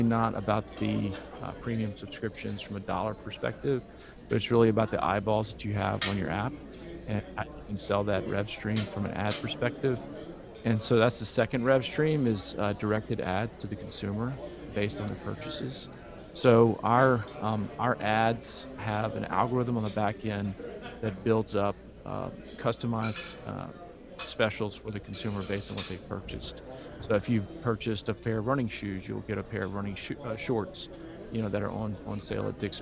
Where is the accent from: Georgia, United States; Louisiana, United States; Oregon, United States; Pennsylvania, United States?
Louisiana, United States; Baton Rouge; I'm from Louisiana, grew up here.